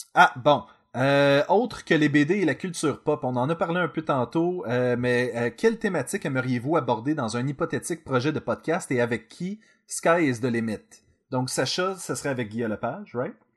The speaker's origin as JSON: {"language": "French", "region": "Quebec", "country": "Canada", "said": "nous sommes des Québécois"}